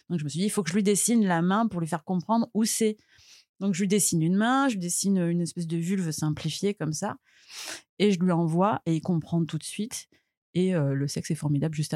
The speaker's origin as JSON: {"language": "French", "town": "Marseille", "region": "Provence-Alpes-Côte d'Azur", "country": "France", "tie": "born or raised there", "said": "je suis née à Marseille, j'ai 37 ans"}